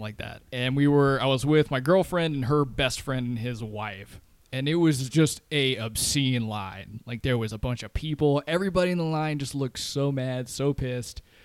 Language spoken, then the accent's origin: English; the South, United States; moved away; I grew up in the South